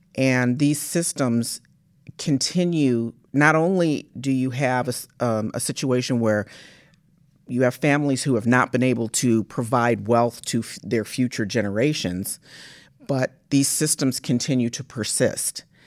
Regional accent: Washington, District of Columbia, United States; moved away as an adult; also born or lived in Michigan; my family's from Michigan, uh, but I, I grew up in Washington, D C, and, but came back to Michigan State, um, to go to college

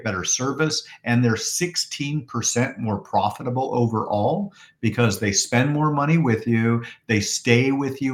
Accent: Portland, Oregon, United States; now in Phoenix, United States; I'm from Portland, Oregon originally, which is kind of a rainforest

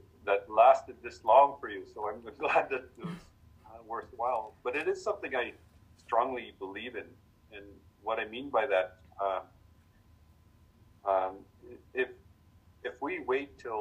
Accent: Fisher River Cree Nation, Manitoba, Canada; moved away as an adult; also born or lived in Winnipeg, Manitoba; now in Calgary, Canada; from Fish River Cree Nation in Manitoba. I'm Muskego Cree and living here in Alberta.

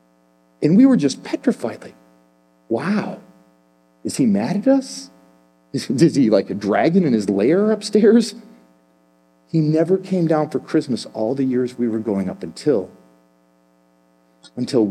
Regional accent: Chicago, Illinois, United States; I'm from Chicago

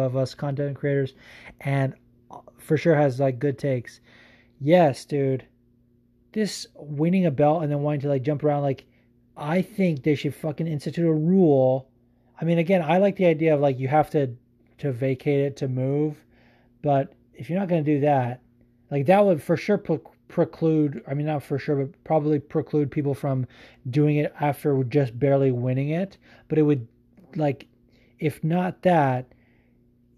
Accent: California, United States; I'm from California

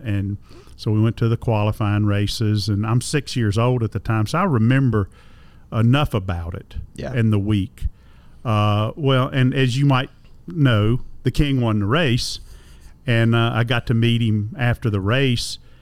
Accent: Concord, North Carolina, United States; I grew up in Concord, North Carolina

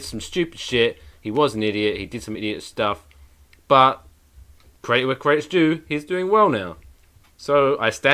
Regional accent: United Kingdom; I'm British

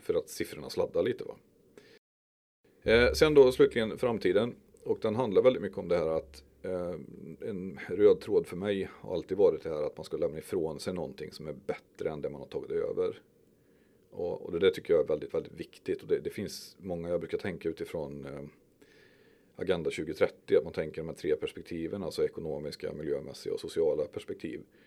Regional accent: Skövde, Västra Götaland, Sweden; also born or lived in Stöpen; Jag är uppväxt i Timmerstad och Berg

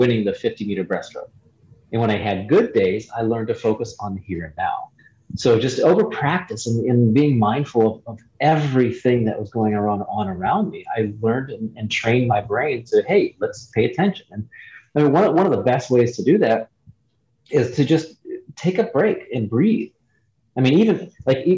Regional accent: Ohio, United States; I was born and raised in Ohio

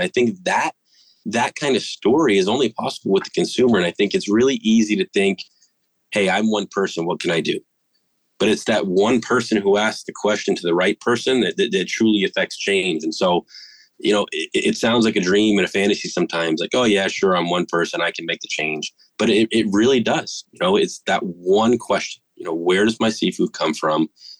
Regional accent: East Coast, United States; and I'm originally from the East Coast. So Ma, if you're listening, home's still my favorite.

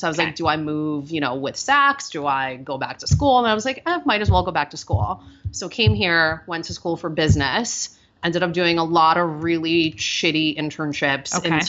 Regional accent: Russia; accent: Russian; English is a second language; Many years of ESL and then speech classes to get rid of my Russian accent, which now makes me sound like a Valley girl.

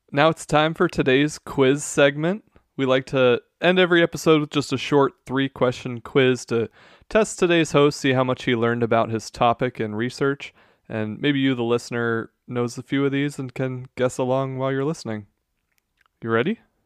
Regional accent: United States; as an American

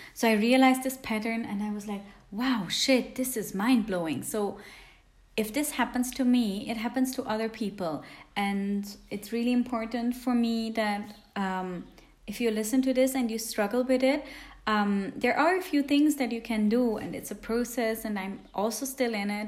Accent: Switzerland; English is a second language; also born or lived in India; I'm from Switzerland because Swiss usually have a bit weird accents when they speak English.

